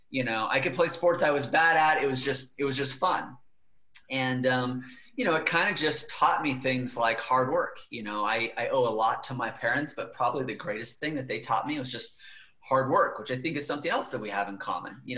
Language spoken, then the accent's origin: English; Killeen, Texas, United States; born there; also born or lived in West Germany; i was born in Killeen texas fort hood texas